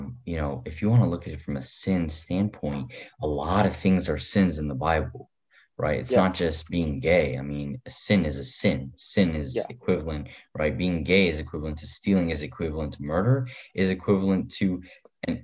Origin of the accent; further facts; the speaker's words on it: Afghanistan; moved away; my home country of Afghanistan.